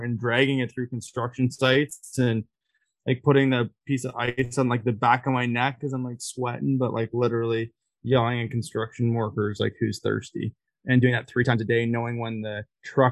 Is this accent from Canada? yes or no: yes; Barrie, Ontario, Canada; I'm from Barrie, Ontario.